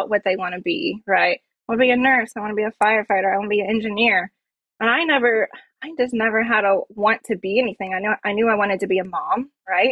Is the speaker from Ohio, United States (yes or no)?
yes; Mount Vernon, Ohio, United States; I'm from Mount Vernon, Ohio. That's where I'm at right now